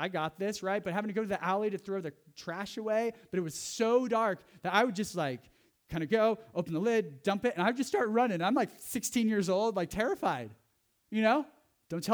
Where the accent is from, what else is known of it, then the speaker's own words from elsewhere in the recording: Central California, United States; moved away; I grew up in Central California where there was lots of fog